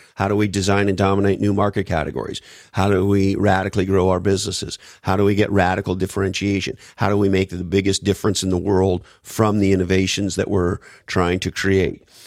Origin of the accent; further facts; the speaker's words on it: Montreal, Quebec, Canada; moved away; I grew up in the East Coast, Montreal, Canada